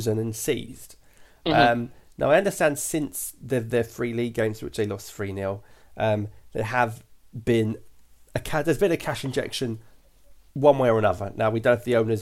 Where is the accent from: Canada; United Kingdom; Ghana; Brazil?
United Kingdom; accent: British; I am got a British voice